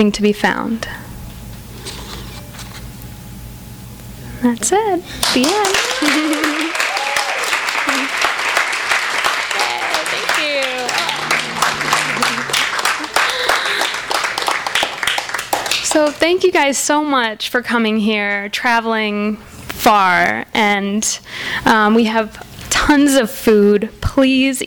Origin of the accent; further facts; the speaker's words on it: Wisconsin, United States; moved away; that's Wisconsin. That's what I grew up with.